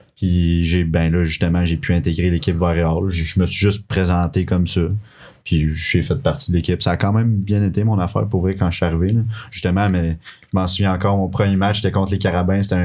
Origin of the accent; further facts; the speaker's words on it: Quebec City, Quebec, Canada; also born or lived in Laurentides; now in Sherbrooke, Canada; Je viens de Québec à la base. Puis ça fait plusieurs années que j'habite dans les Laurentides avec mes parents